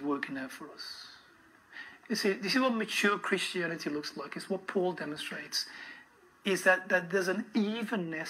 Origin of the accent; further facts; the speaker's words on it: Birmingham, West Midlands, United Kingdom; moved away as an adult; also born or lived in Kent / North Wales; now in Adelaide, Australia; I was completely out of place as a Brummie